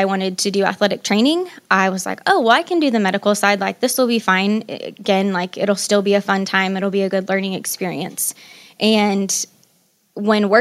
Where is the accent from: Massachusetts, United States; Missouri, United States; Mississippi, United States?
Missouri, United States; Columbia; I was born and raised in Columbia, Missouri